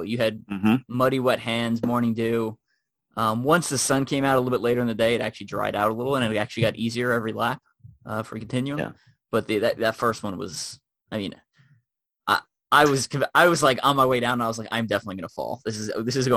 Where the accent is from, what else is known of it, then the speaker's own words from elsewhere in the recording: Long Island, New York, United States; moved away as an adult; I grew up in Long Island, New York.